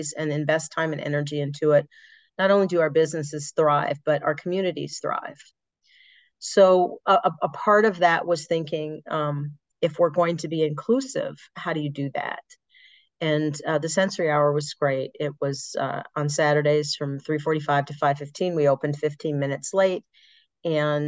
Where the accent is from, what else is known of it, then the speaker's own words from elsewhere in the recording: Chicago, Illinois, United States; I'm from Chicago, but I'm on the northern side. I'm part of the suburbs.